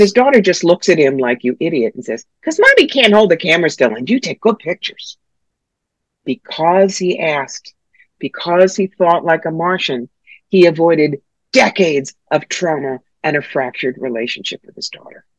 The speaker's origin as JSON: {"language": "English", "region": "New York", "country": "United States", "said": "I'm from New York"}